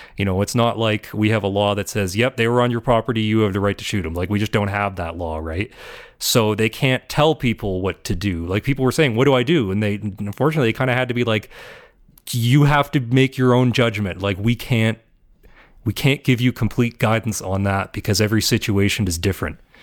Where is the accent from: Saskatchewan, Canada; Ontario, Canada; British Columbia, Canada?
Ontario, Canada; moved away; I'm from Ontario